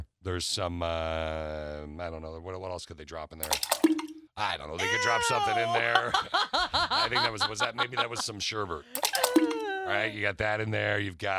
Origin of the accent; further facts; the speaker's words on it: East Lansing, Michigan, United States; I grew up in East Lansing